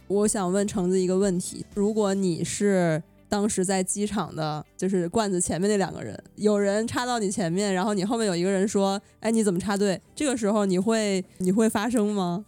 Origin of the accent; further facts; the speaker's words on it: northern China, China; 我是在这个，从小在北方城市长大